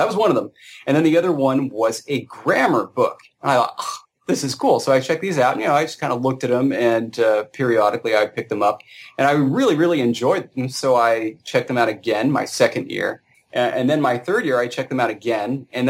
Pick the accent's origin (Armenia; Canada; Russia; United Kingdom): Armenia; accent: Armenian; English is a second language; I prefer just to, you know, speak in my Armenian accent like I usually do.